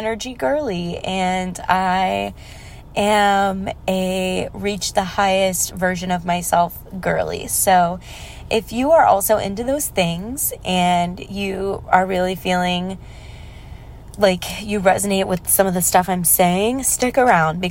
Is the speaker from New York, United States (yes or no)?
no; Texas, United States; now in Los Angeles, United States; growing up in Texas